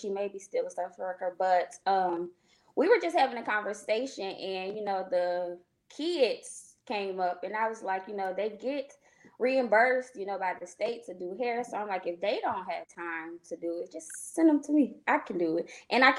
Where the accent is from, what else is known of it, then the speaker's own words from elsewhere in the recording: Cleveland, Ohio, United States; now in Hueytown, United States; I am a salon owner here in Hueytown, Alabama. I am originally from Cleveland, Ohio. My mom saw fit for us to come here in 2005.